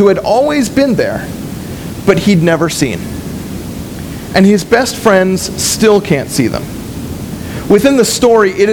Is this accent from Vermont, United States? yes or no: no; West Springfield, Massachusetts, United States; also born or lived in San Antonio, Texas; my mom and my siblings and I moved from San Antonio, Texas, back to West Springfield, and we moved in for a little while with my grandparents